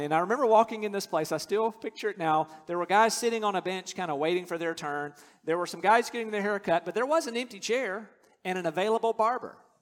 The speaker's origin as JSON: {"language": "English", "region": "North Carolina", "country": "United States", "tie": "born or raised there", "said": "I grew up in North Carolina."}